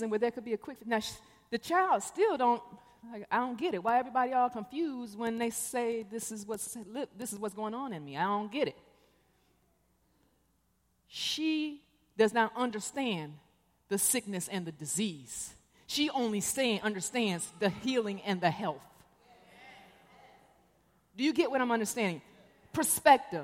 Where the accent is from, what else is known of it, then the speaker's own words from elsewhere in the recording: Detroit, Michigan, United States; moved away; also born or lived in Korea / Chicago; I'm from Detroit. I was born in Korea, but I spent most of my life in Detroit, Michigan. I went to high school in the Cass Corridor